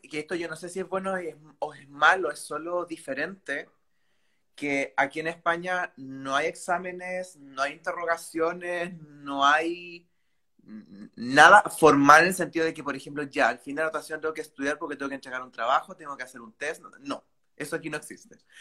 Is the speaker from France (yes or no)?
no; Chile; moved away as an adult; now in Valencia, Spain; yo soy de Chile